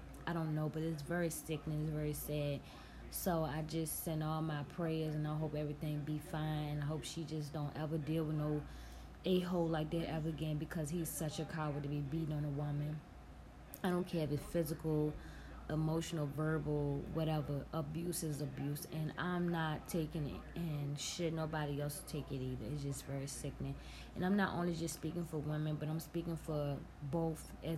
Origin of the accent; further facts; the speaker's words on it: Virginia, United States; where I'm from Virginia